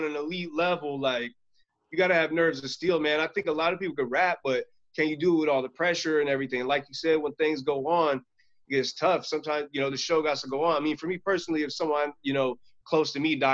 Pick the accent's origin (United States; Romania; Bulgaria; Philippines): United States; Stockton, California; I grew up in Stockton, so people are wild, aggressive.